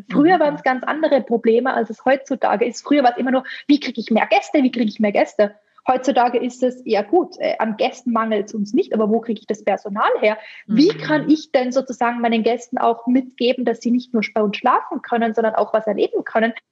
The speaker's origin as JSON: {"language": "German", "region": "Tyrol", "country": "Austria", "tie": "born or raised there", "said": "Genau, also ich bin in den Kitzbüheler Alpen groß gewachsen, aufgewachsen, groß geworden. Also Tourismus pur, von, von mhm. klein auf natürlich, äh, fünf Minuten von der Gondelstation entfernt."}